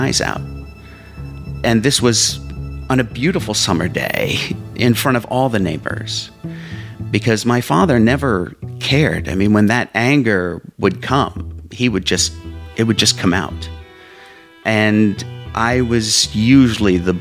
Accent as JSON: {"language": "English", "town": "Whitehall", "region": "Pennsylvania", "country": "United States", "tie": "born or raised there", "also_born_or_lived": "Allentown, Pennsylvania", "said": "we moved to Whitehall, Pennsylvania."}